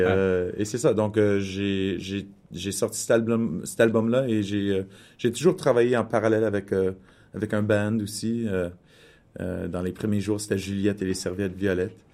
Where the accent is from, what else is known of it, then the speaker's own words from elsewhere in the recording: Winnipeg, Manitoba, Canada; moved away; also born or lived in Toronto; je suis issu de la, communauté franco-manitobaine de Winnipeg et mes parents sont, sont arrivés à Winnipeg de petits villages